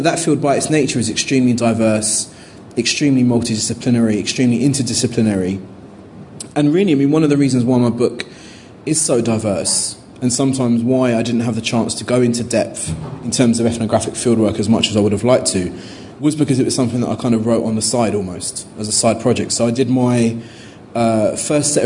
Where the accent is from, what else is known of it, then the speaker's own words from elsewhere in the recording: London, United Kingdom; as a Londoner